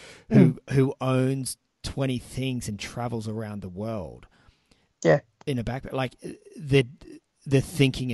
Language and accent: English; Sydney, New South Wales, Australia; moved away; I was originally from Sydney